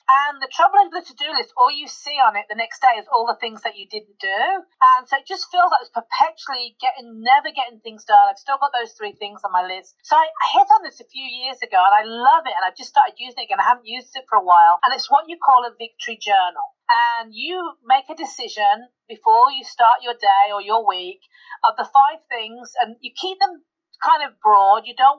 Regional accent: United Kingdom; I'm the Brit.

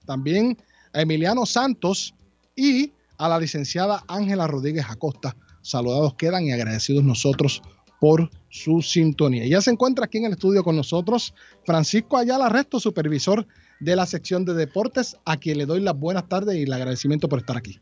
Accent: Guayama, Puerto Rico; De mi pueblo

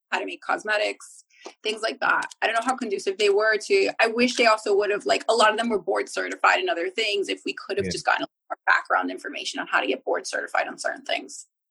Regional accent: New Jersey, United States; now in South Florida, United States; I'm originally from Jersey

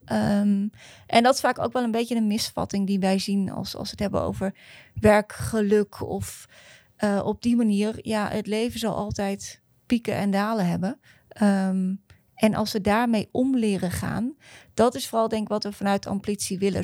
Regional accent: Netherlands; als Nederlanders

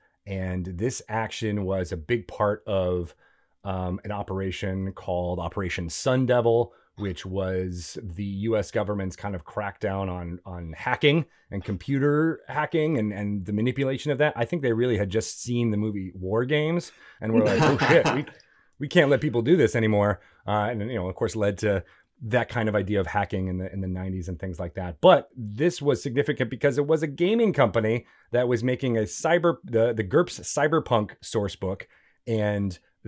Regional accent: Connecticut, United States; the Connecticut Huskies, where I went to school and where I grew up in Connecticut, their men's basketball team won the Big East tournament

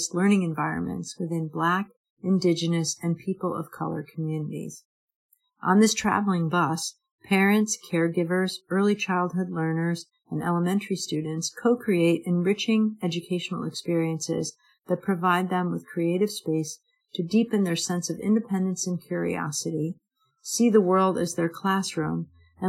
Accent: Massachusetts, United States; Beverly, Massachusetts. That's my home state.

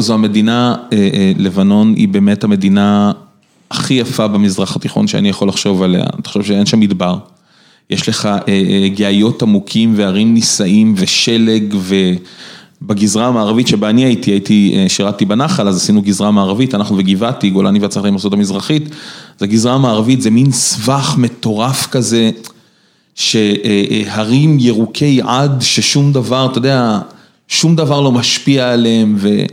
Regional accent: Rishon LeZion, Central District, Israel; אני גדלתי בראשון, אוקיי? בראשון אין טמפרטורות קיצוניות

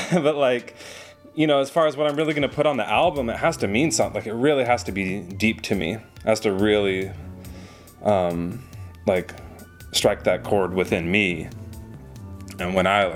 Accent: Washington, United States; now in Los Angeles, United States; I was raised in Washington State

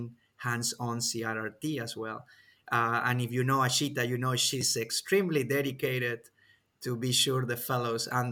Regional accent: Peru; now in Kentucky, United States; my home country, Peru

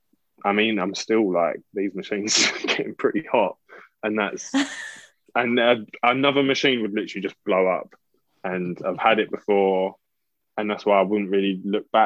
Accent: London, United Kingdom; I'm from Southeast London

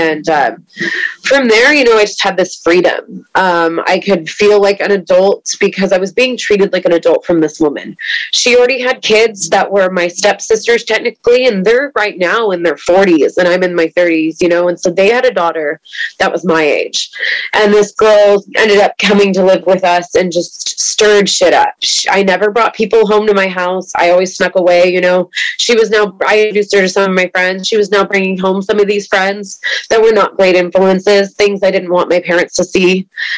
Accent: East Bay, California, United States; I grew up in the East Bay

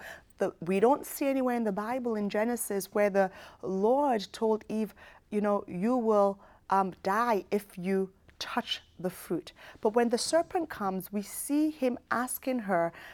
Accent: United Kingdom; moved away as an adult; I was raised in the United Kingdom

